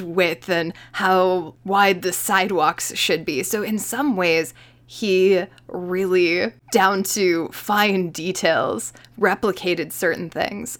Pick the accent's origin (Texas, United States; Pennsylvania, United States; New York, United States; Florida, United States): New York, United States; I am a New Yorker